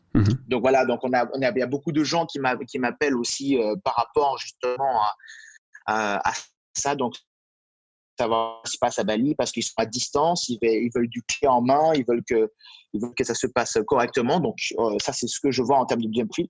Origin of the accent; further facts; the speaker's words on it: Martinique; moved away; je viens d'une île aussi, donc je viens de Martinique à l'origine